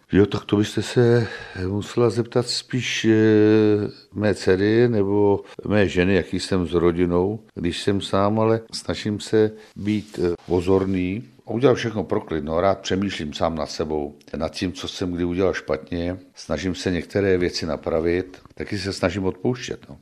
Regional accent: Strakonice, South Bohemian Region, Czechia; also born or lived in Plzeň; já jsem původem z Jinína, vesničky od Strakonic, narodil jsem se ve Strakonicích a, a vlastně tady jsem strávil celé dětství i mládí.

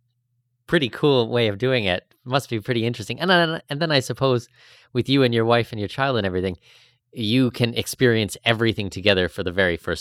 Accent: Canada; moved away; I'm Canadian

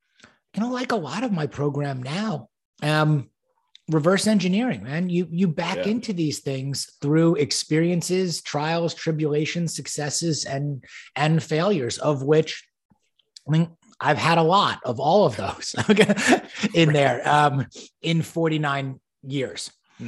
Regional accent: New York, United States; I was born and raised in New York and, you know, grew up in a very privileged capacity where didn't really know from hardship

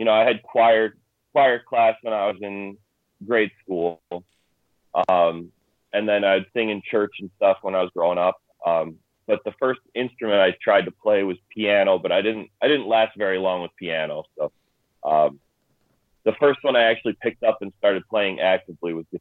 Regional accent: Lowell, Indiana, United States; also born or lived in Cedar Lake, Indiana; grew up in Lowell, went to high school in Lowell, I'm back in Lowell again

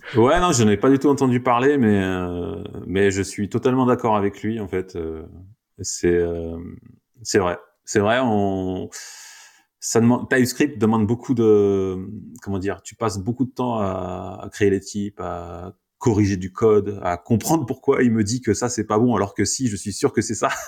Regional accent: France; nous, en tant que Français

